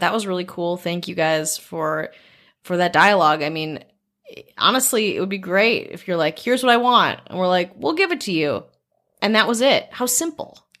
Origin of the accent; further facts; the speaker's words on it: Wisconsin, United States; moved away; I grew up in Wisconsin